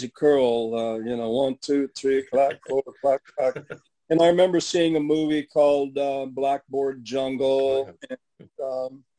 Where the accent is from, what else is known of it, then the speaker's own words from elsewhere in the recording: West Coast, United States; I grew up on the West Coast